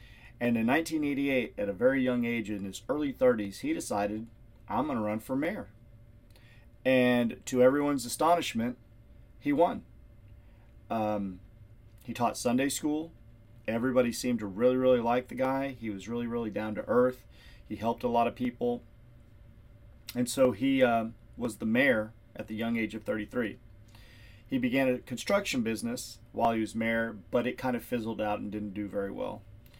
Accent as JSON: {"language": "English", "town": "Rockport", "country": "United States", "tie": "born or raised there", "said": "the Rockport Police Department, my hometown"}